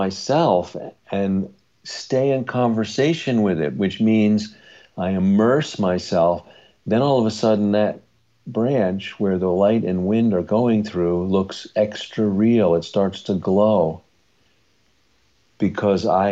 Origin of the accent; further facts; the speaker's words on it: Long Island, New York, United States; we grew up on Long Island